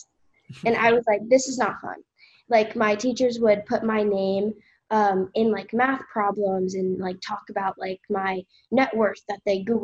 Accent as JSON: {"language": "English", "town": "Ocean City", "region": "New Jersey", "country": "United States", "tie": "born or raised there", "said": "I lived there, like, my entire life"}